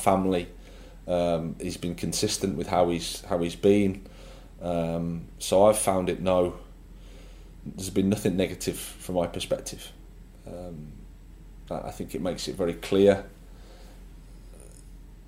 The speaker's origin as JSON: {"language": "English", "town": "Birmingham", "region": "West Midlands", "country": "United Kingdom", "tie": "born or raised there", "moved": "as an adult", "said": "It was great as my hometown club"}